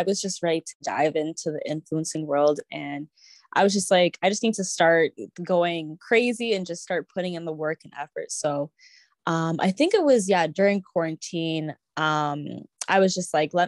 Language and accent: English; Canada; I grew up in Canada and I was born here